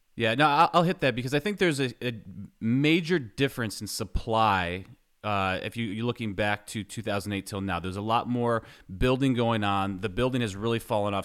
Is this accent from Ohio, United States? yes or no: no; New York, United States; moved away as an adult; now in Knoxville, United States; I grew up in New York, was, I lived there until twenty eleven